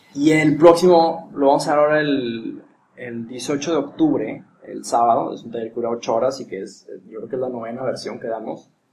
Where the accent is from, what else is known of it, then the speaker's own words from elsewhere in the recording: Monterrey, Nuevo León, Mexico; cómo somos los regios